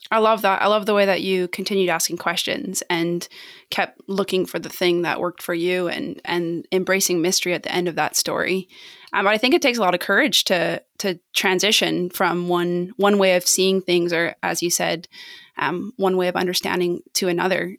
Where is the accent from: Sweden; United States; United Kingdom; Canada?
Canada; as a Canadian